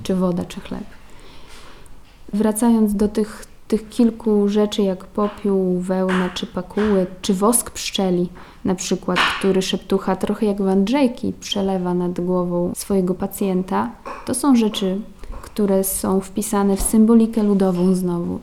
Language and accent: Polish; Podlaskie Voivodeship, Poland; also born or lived in Poznań; ja czuję, że jestem stąd i, i, tu dobrze się czuję.